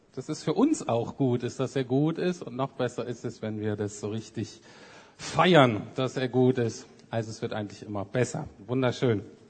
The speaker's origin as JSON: {"language": "German", "region": "Bremen", "country": "Germany", "tie": "born or raised there", "also_born_or_lived": "Heidelberg / England", "moved": "as an adult", "said": "ich bin in Bremen aufgewachsen, viertes von fünf Kindern"}